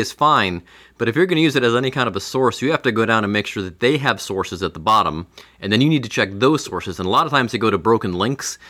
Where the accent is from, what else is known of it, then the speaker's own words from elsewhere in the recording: Cleveland, Ohio, United States; I'm from Cleveland